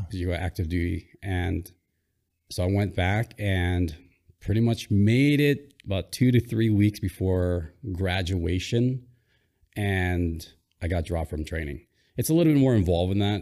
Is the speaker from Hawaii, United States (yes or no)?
yes; Hawaii, United States; born or raised there; also born or lived in Philippines